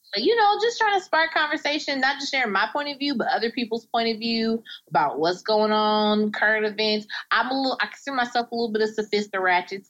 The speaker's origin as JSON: {"language": "English", "region": "Indiana", "country": "United States", "lives_now": "Indianapolis, United States", "said": "I'm from Indiana. Um, and I'm I'm based out of Indianapolis. I live in Indianapolis. I'm from a small town in Indiana"}